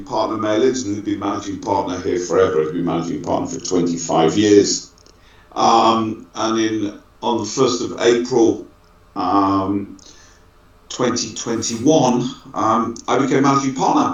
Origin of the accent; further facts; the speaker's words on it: Manchester, North West England, United Kingdom; moved away as an adult; also born or lived in London; now in Israel; I was brought up in my formative years in Manchester